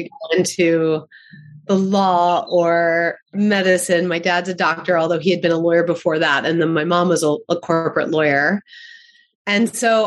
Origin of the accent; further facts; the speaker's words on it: Baltimore, Maryland, United States; I grew up in Baltimore